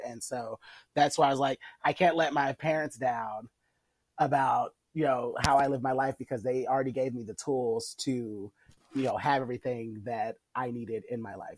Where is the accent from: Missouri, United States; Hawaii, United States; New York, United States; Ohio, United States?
Missouri, United States; Kansas City; from my hometown family because uh, a lot of people here in Kansas City